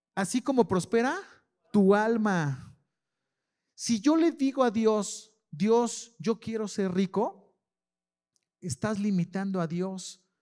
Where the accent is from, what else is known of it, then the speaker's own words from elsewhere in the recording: León, Guanajuato, Mexico; soy de la San Felipe de Jesús. hecho, hecho en la Sanfe.